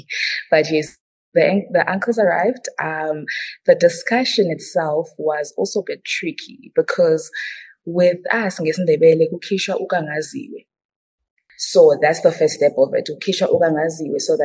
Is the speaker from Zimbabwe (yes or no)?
yes; Zimbabwe; I'm mainly Ndebele from Zimbabwe